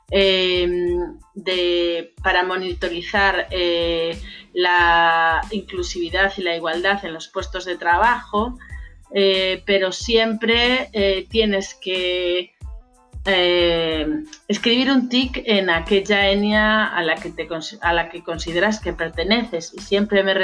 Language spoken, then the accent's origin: Spanish; Spain; Yo me preguntaba, soy española, ¿cuál es mi ENIA?